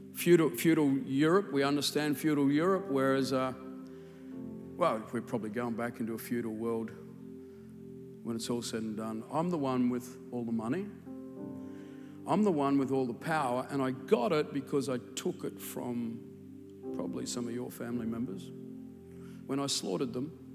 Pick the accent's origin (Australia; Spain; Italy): Australia; accent: Australian; my Australian accent